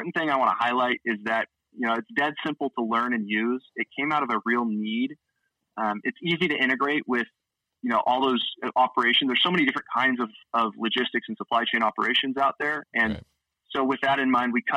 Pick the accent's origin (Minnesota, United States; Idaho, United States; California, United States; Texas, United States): Idaho, United States; Boise; moved away; I'm originally from Boise, Idaho